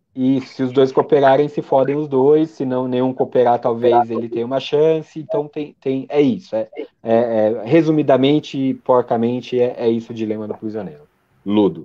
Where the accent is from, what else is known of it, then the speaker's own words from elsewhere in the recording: Brazil; como nós somos brasileiros